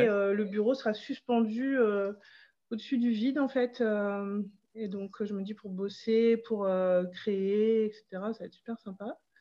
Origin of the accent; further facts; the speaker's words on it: Pas-de-Calais, Hauts-de-France, France; now in Dunkirk, France; je suis originaire du Pas-de-Calais et je vis sur Dunkerque depuis une bonne vingtaine d'années maintenant.